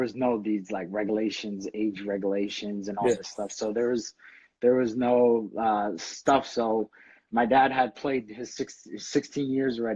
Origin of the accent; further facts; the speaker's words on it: Bridgeport, Connecticut, United States; I grew up in Connecticut. I was born in Bridgeport, St. Vincent.